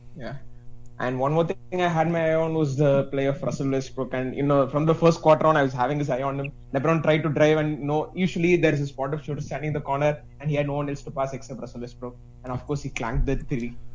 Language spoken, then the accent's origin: English; India; I'm from India